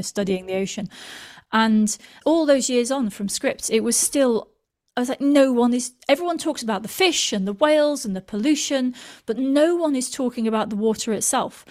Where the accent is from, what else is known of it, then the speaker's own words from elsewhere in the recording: Manchester, North West England, United Kingdom; now in London, United Kingdom; I come from Manchester in the U K, which is not close to any oceans